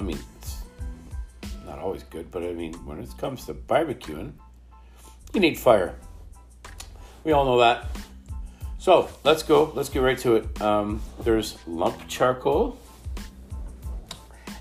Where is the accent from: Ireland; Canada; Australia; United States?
Canada; we're from Canada